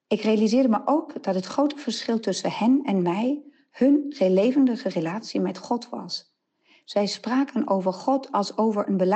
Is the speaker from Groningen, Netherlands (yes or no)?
no; Nijmegen, Gelderland, Netherlands; uit Nijmegen.